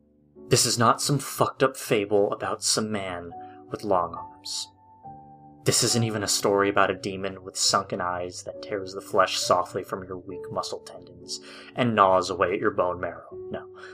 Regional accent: Hawaii Kai, Hawaii, United States; I had moved away from my hometown of Hawaiʻikai. It's a small community on the even smaller island of Oahu, located on the ever-warm Hawaii.

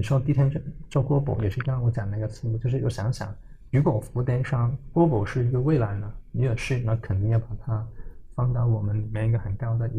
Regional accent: Hong Kong; also born or lived in China; 我说我没有的，我是在嗯国内出生，在香港长大。

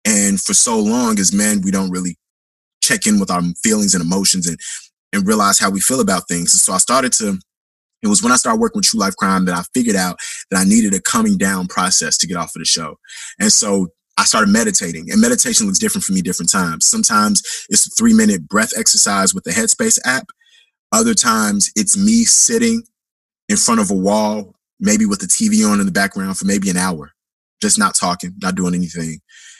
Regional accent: Chicago, Illinois, United States; accent: Chicago; yo, you sound like you got a Chicago accent. You from the States? And I'm like, yeah, I'm from the Shy.

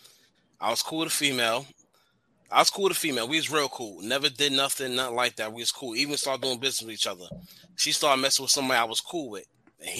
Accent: New York City, New York, United States; also born or lived in Rockaway, Queens; I'm from the Bronx

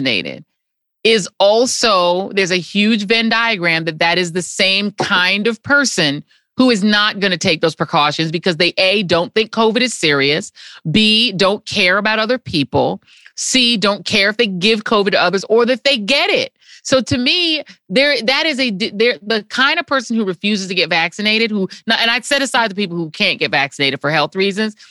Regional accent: New York City, New York, United States; I'm from Brooklyn

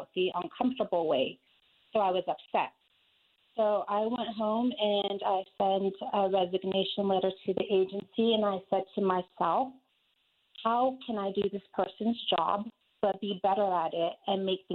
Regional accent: Albuquerque, New Mexico, United States; now in Aurora, United States; I am originally from Albuquerque, New Mexico

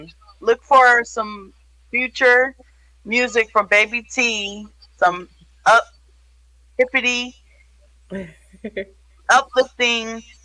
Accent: New York, United States; born there; also born or lived in Florida; now in St. Louis, United States; So, I was born in New York, upstate New York. I moved to Florida, and I moved there with my family. I moved to St. Louis by myself to be independent. I've been here 8 years

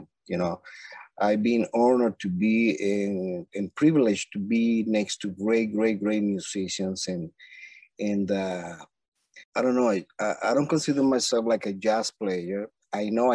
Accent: Villa de Cura, Aragua, Venezuela; English is a second language; moved away as an adult; I'm from Venezuela, first of all. And I grew up in a very small town called Villa de Cura.

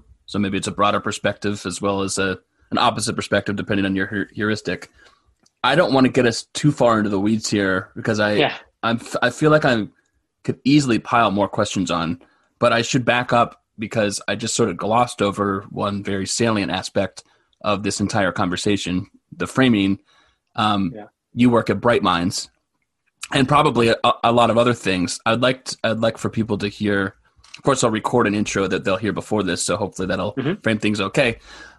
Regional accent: Williston, Vermont, United States; I grew up in Williston

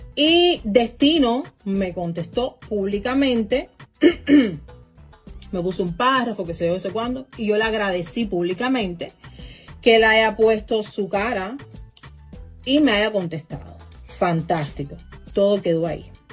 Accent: Cuba; now in United States; Yo soy americana y lo digo con muchísimo orgullo. Soy cubana americana

